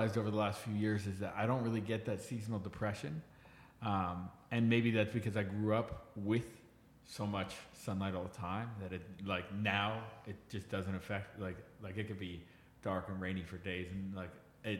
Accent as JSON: {"language": "English", "region": "Southern California", "country": "United States", "tie": "born or raised there", "moved": "as an adult", "lives_now": "Pittsburgh, United States", "said": "because I grew up in Southern California, I moved here when I was 24, moved to Pittsburgh."}